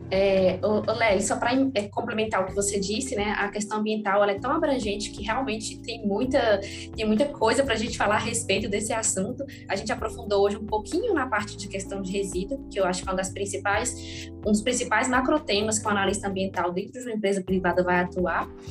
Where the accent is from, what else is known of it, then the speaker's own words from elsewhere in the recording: Montes Claros, Minas Gerais, Brazil; eu nasci e trabalho aqui em Montes Claros, norte de Minas Gerais, e aqui também né, eu fiz a maior parte da, da, minha formação acadêmica